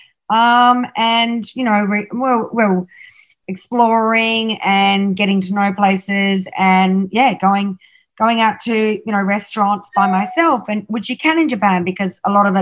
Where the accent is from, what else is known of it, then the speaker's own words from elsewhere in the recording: Australia; I'm Australian